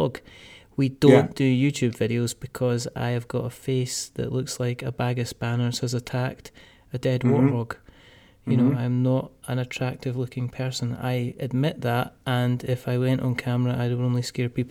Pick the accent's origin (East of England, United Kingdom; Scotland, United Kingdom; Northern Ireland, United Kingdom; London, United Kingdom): Scotland, United Kingdom; I'm Scottish